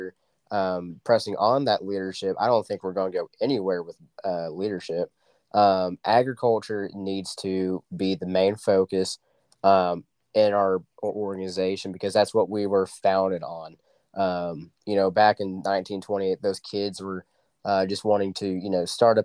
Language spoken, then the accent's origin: English; Dewey, Oklahoma, United States; my hometown of Dewey, Oklahoma